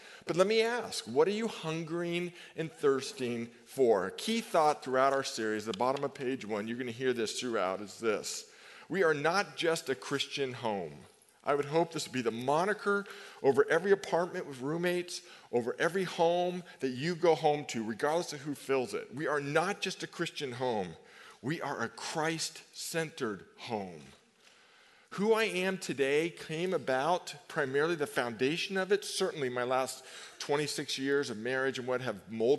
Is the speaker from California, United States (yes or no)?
yes; Novato, California, United States; growing up in Novato, 536 Stone Drive, great home